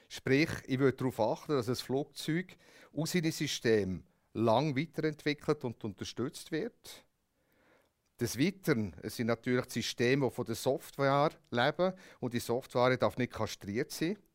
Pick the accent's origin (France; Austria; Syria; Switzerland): Switzerland; Das sind so Sachen, die ich jetzt als Schweizer würde wichtig finden und anschauen.